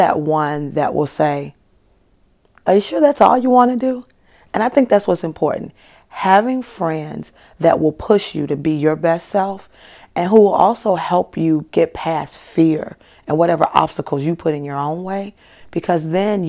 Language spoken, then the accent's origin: English; United States; first language English; now in Milwaukee, United States; I am American. I speak English. I've mastered my native tongue.